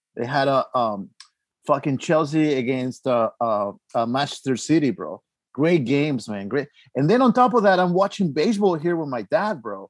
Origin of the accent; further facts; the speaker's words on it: Mexico City, Mexico; moved away; I grew up in Mexico City